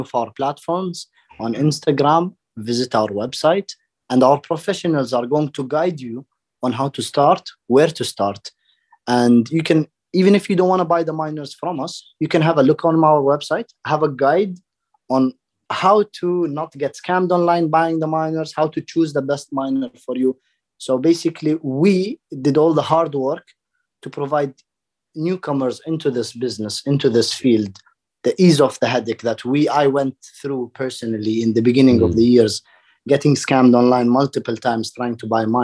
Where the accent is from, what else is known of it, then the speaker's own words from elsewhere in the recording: Dubai, United Arab Emirates; I grew up in Dubai